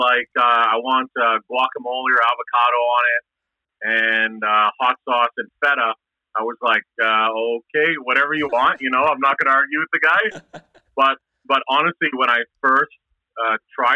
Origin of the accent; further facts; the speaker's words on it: Edmonton, Alberta, Canada; I was a kid growing up in Castle Downs. And actually, I grew up, it's funny, I grew up like a block away from where the restaurant is.